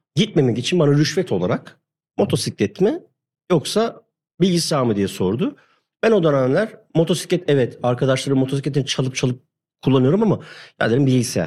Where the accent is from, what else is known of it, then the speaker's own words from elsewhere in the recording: Hatay, Turkey; moved away; ben Hataylıyım.